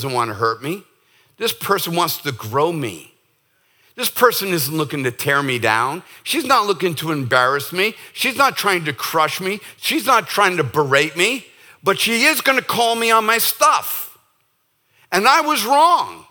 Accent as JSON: {"language": "English", "town": "Boston", "region": "Massachusetts", "country": "United States", "moved": "yes", "said": "I'm from Boston"}